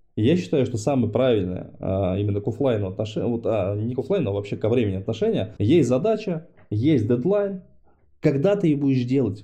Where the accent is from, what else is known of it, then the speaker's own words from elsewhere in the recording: Dnipro, Dnipropetrovsk Oblast, Ukraine; moved away; Я сам э, родился в Днепре, то есть я там ну, Украина для меня это родина. Я там все детство провел.